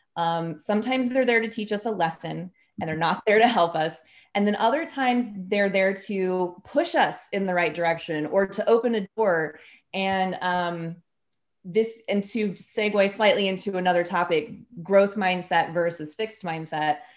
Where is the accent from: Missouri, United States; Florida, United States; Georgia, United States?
Missouri, United States; Kansas City; I'm from Kansas City and I've lived in Kansas City most of my life